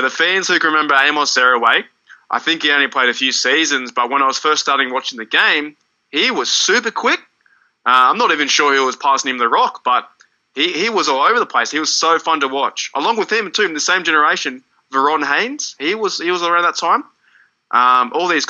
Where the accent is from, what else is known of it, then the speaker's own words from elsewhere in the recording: Australia; as an Australian fan, like, we come so far away